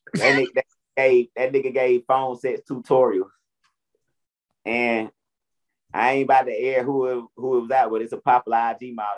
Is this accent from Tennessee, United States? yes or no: no; Atlanta, Georgia, United States; I'm born and raised in Atlanta where my mom and dad met.